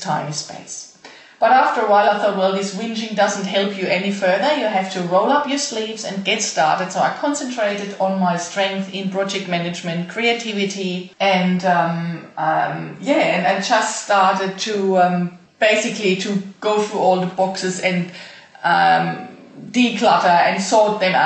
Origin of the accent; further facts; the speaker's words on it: Germany; moved away as an adult; I was born and raised in Germany and lived there until 6 years ago